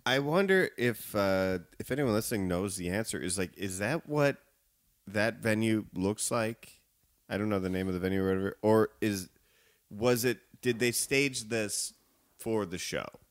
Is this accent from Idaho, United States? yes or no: no; Evanston, Illinois, United States; also born or lived in Chicago; I live in, um, uh, neighborhood of Chicago called Edgewater, and I, I grew up in Evanston